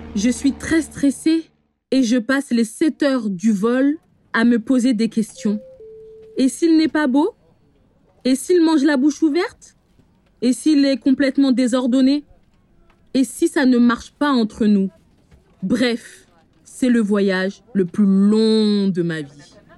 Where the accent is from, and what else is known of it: France; born or raised there